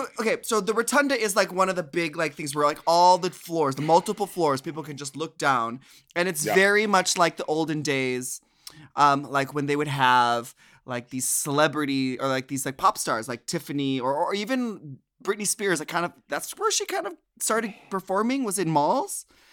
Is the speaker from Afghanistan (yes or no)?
no; Minnesota, United States; Now, I'm from Minnesota, so the Mall of America was my mall that I would go to.